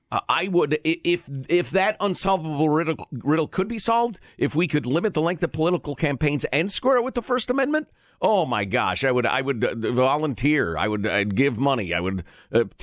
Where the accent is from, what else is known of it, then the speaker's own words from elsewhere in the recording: Canada; Uh, I am Canadian, and he and I enjoy comparing our political systems.